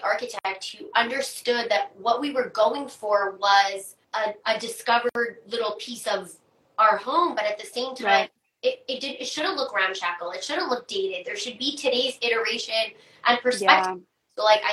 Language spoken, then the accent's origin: English; Toronto, Ontario, Canada; I'm from Toronto